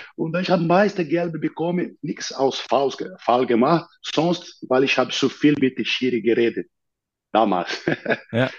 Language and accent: German; near São Paulo, Brazil; German is a second language; moved away as an adult; also born or lived in Rio de Janeiro, Brazil / Munich, Germany; now in United States; in der Nähe von São Paulo, wo ich geboren bin